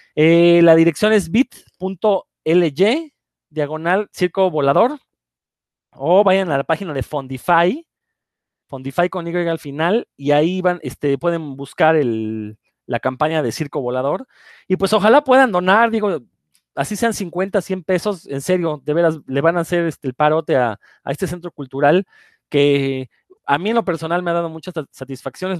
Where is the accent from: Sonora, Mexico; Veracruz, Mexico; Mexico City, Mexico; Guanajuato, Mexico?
Mexico City, Mexico; moved away as an adult; also born or lived in Yucatán; yo soy del Distrito Federal, pero me fui a vivir a Yucatán algunos años